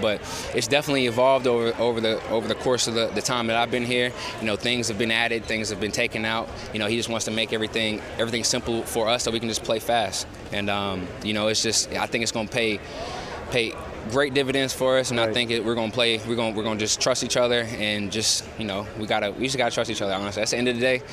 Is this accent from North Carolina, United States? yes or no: no; Georgia, United States; moved away; I'm from Georgia